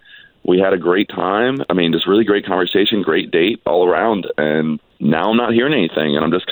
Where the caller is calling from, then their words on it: College Park, United States; I'm calling from College Park.